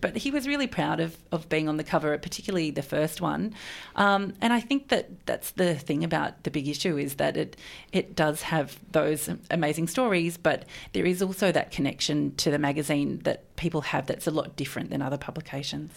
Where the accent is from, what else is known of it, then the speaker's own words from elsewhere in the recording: Melbourne, Victoria, Australia; also born or lived in Sydney; I'm from Melbourne and I moved away to Sydney for a long time. And when I moved back to Melbourne